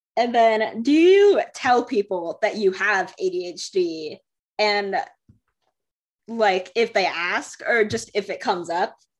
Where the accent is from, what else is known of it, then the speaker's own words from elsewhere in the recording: Michigan, United States; I was born in Michigan